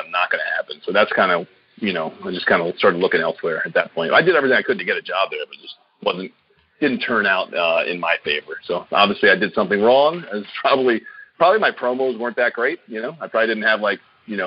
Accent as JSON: {"language": "English", "town": "Silver Spring", "region": "Maryland", "country": "United States", "tie": "born or raised there", "said": "It was in my hometown. I lived literally like, you know, outside of Washington, D.C. My town was Silver Spring."}